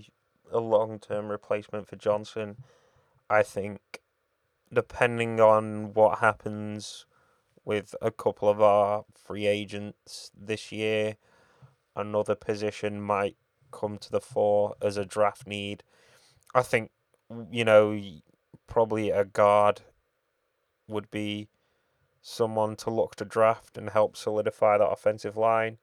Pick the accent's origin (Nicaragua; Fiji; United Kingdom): United Kingdom; we're British